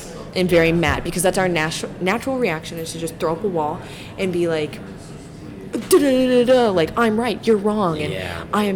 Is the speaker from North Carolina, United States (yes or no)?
no; Des Moines, Iowa, United States; I'm from Des Moines